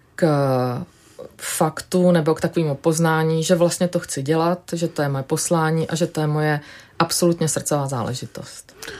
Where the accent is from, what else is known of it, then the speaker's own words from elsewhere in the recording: Vysočina Region, Czechia; also born or lived in Germany; now in Prague, Czechia; já jsem vyrůstala na Vysočině v takové malé vesničce